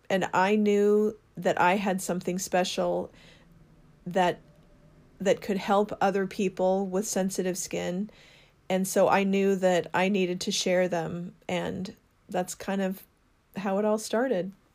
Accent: Seattle, Washington, United States; I grew up in Seattle, well, the Seattle area, and so it's home to me

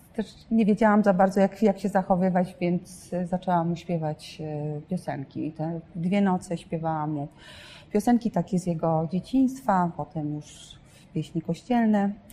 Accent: northern Poland, Poland; jestem z północy

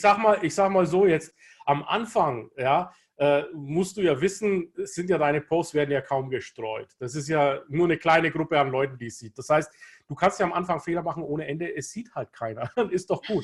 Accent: Kulmbach, Bavaria, Germany; ich bin in Deutschland in Kulmbach geboren, in Nordbayern

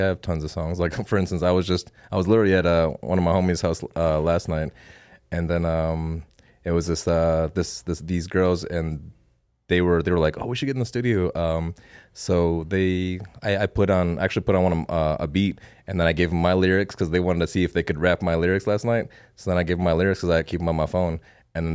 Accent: Saint Paul, Minnesota, United States; now in Las Vegas, United States; No, I was born and raised in the Twin Cities, St. Paul, Minneapolis. So I came out here about 10 years ago.

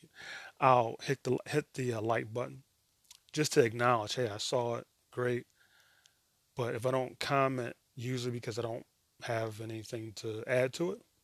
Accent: United States; I'm American

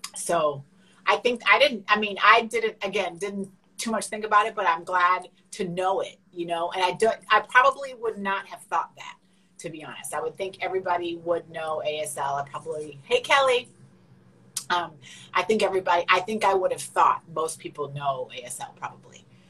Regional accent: Canada; I'm Canadian

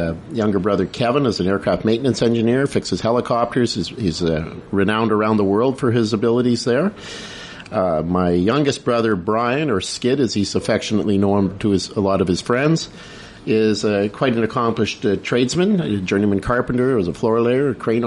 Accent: Prince George, British Columbia, Canada; it's been an interesting time for me growing up in Prince George

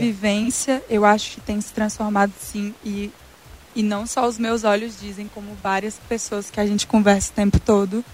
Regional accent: interior of Tocantins, Brazil; moved away; a gente é do interior do Tocantins

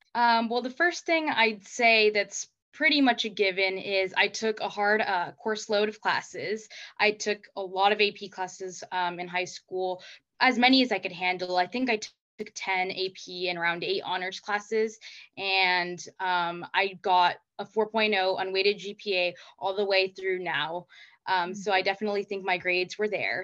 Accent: Placentia, California, United States; I'm from Placentia, California, which is in Orange County

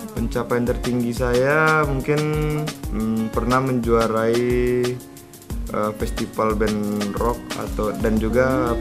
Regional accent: Rengat, Riau, Indonesia; asal saya dari dari apa ya dari Indragiri Hulu

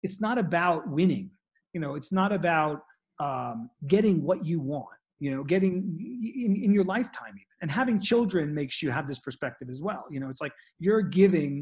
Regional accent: New York City, New York, United States; moved away as an adult; now in Colorado, United States; I was very disconnected from nature growing up in Manhattan.

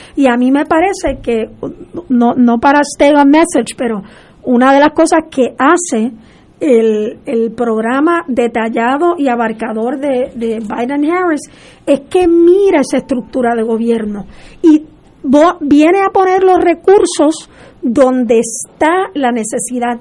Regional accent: Puerto Rico; yo soy a Puerto Rican national, o sea, yo soy puertorriqueña, esa es mi nacionalidad

